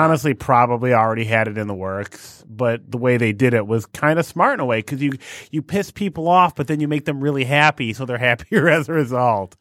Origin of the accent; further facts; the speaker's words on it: United States; I'm an American